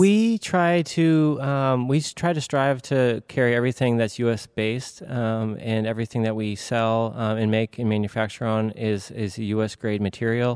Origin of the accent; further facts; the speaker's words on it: Maine, United States; also born or lived in Savannah, Georgia; I'm from Maine